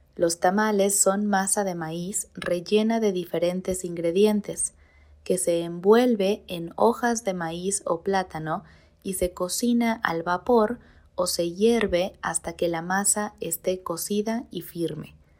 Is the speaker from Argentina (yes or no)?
no; Mexico